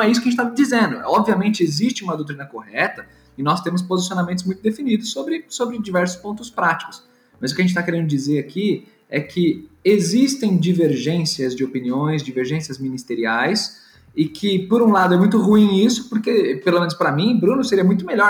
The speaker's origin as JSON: {"language": "Portuguese", "region": "São Paulo", "country": "Brazil", "said": "Eu sou paulistano"}